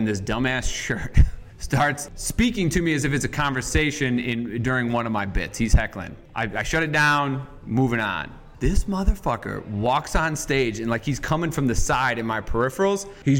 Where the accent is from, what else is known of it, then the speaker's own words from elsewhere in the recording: Rocky River, Ohio, United States; also born or lived in Euclid, Ohio; my parents are originally from Euclid, and that's where I was born. We moved there when I was like 9 years old to Rocky River